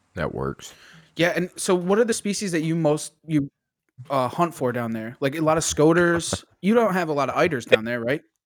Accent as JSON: {"language": "English", "region": "Connecticut", "country": "United States", "said": "I'm from Connecticut"}